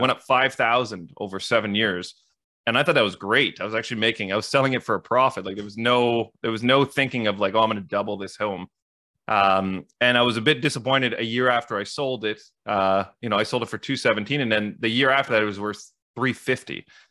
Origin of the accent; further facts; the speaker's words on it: Ottawa, Ontario, Canada; I grew up in the East End. So I'm now in the West End. And to your point, Dave, it was a big shift to go from East Ottawa to West Ottawa